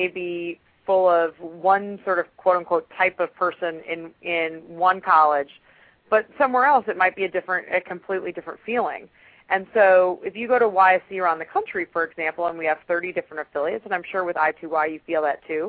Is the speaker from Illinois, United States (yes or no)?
yes; Chicago, Illinois, United States; now in Atlanta, United States; I'm originally from Chicago.